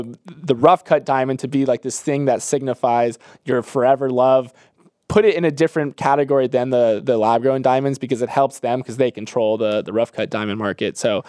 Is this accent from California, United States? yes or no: no; Florida, United States; Growing up in Florida, this was never even on my radar at all.